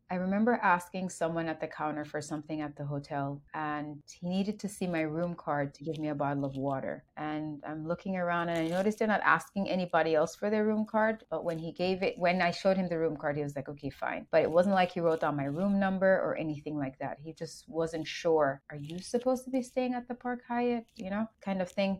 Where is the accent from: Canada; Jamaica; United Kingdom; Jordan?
Jamaica; now in United States; Being raised in Jamaica